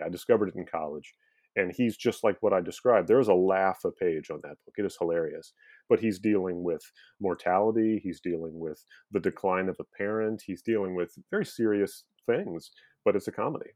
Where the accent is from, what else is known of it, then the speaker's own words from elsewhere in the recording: Omaha, Nebraska, United States; moved away as an adult; now in Baltimore, United States; I grew up in the Midwest. I'm from Omaha, Nebraska